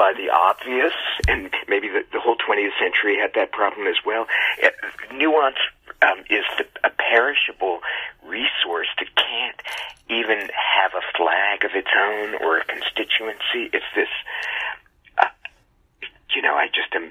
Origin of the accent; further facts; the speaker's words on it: California suburb, United States; I am just an American child, a California suburb child.